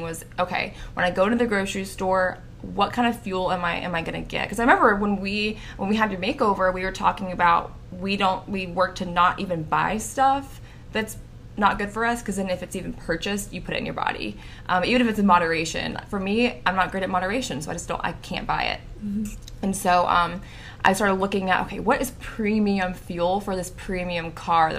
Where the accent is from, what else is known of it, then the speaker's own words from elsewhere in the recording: Tennessee, United States; I'm from Tennessee